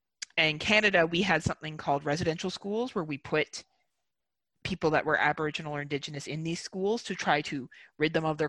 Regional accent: Wales, United Kingdom; I say we because I'm white and I am from Wales. And my people came here and colonized.

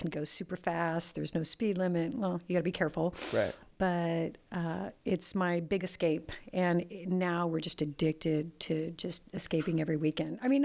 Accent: Pacific Northwest, United States; Uh, I'm from the Pacific Northwest. I do everything vintage.

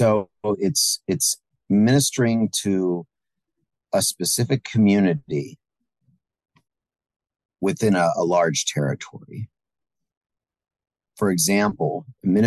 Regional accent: Strasburg, Pennsylvania, United States; I grew up in South Central Pennsylvania, grew up in Strasburg, a small town in Lancaster County

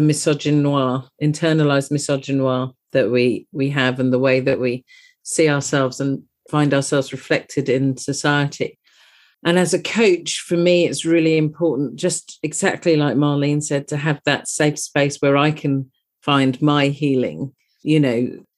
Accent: United Kingdom; You can possibly tell from my accent that I'm from across the pond

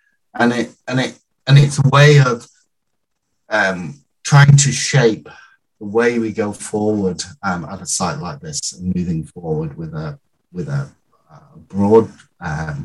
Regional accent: United Kingdom; I'm British through and through

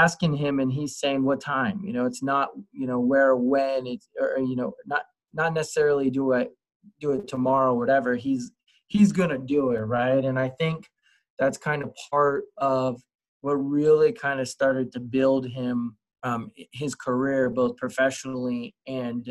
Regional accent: California, United States; moved away; I was from California.

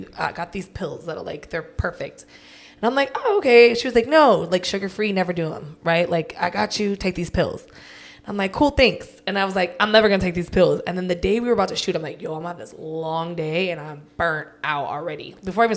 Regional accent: California, United States; I'm from Cali.

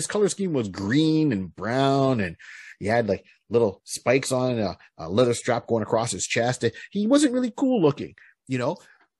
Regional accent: Canada; I am Canadian. Maple syrup and poutine.

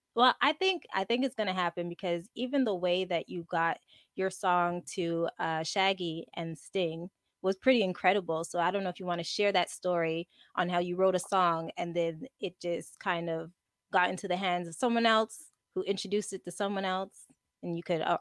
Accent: Montreal, Quebec, Canada; I'm from I'm from Montreal.

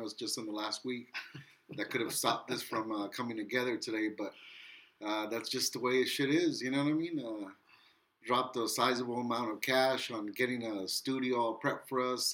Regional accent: Wilmington, United States; I'm from Wilmington

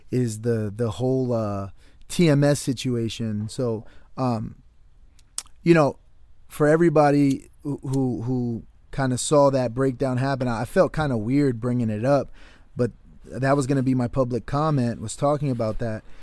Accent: Connecticut, United States; I grew up just outside of New York City. I'm from Connecticut.

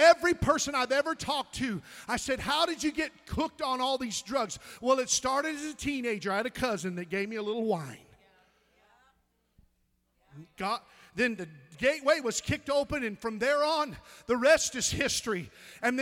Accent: Missouri, United States; I'm from Missouri

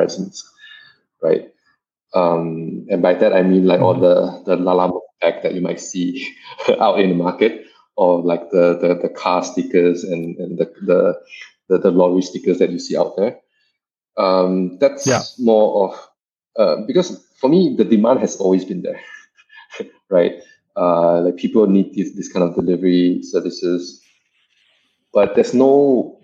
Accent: Malaysia; also born or lived in Kuala Lumpur; as a Malaysian who have lived in KL for like 5-6 years, who basically lived most of my life in Malaysia

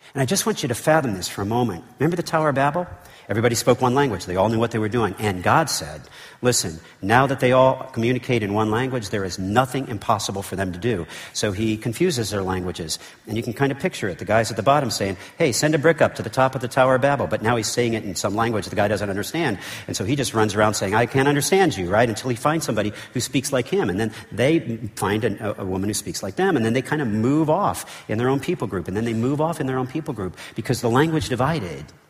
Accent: United States; as an American

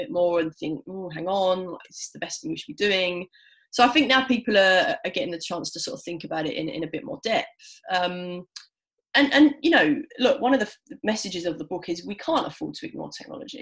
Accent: London, United Kingdom; I'm a city girl. I'm a Londoner.

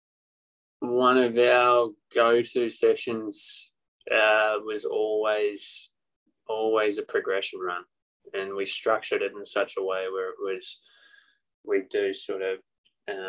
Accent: Australia; now in United States; I'm Aussie through and through.

